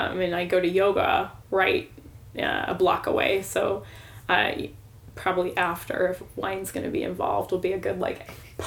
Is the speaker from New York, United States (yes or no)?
no; St. Louis, Missouri, United States; also born or lived in Nashville, Tennessee / Ste. Genevieve, Missouri; I've been in St. Louis, the St. Louis area since sixth grade. Before that, I was born in Nashville